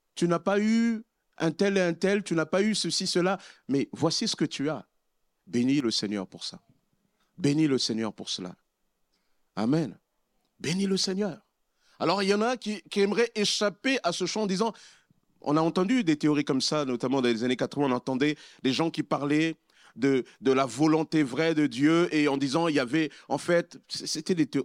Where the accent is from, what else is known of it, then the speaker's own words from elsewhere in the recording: Republic of the Congo; now in France; Lorsque j'étais dans mon pays d'origine, au Congo-Brazzaville